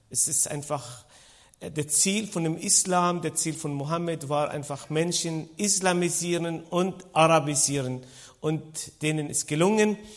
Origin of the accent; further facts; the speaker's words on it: Israel; born there; Ich bin äh, Israeli, das heißt, ich bin in Israel geboren.